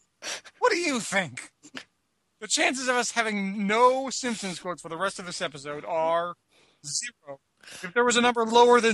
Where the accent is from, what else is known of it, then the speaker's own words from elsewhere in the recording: St. Louis, Missouri, United States; I'm from St. Louis, Missouri